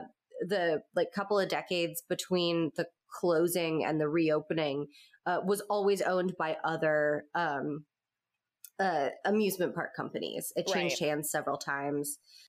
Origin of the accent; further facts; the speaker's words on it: Florida, United States; I grew up in Florida where we have flesh-eating bacteria.